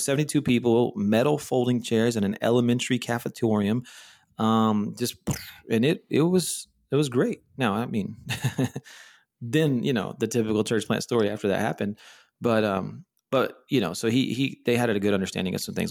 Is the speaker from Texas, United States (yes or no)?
yes; Texas, United States; moved away as an adult; also born or lived in Denver / Charlotte / Orlando; now in Austin, United States; my wife and I both born and raised in Texas